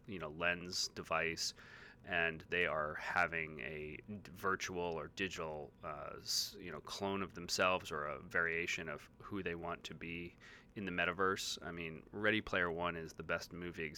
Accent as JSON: {"language": "English", "town": "Chicago", "region": "Illinois", "country": "United States", "said": "my local market as a Chicagoan"}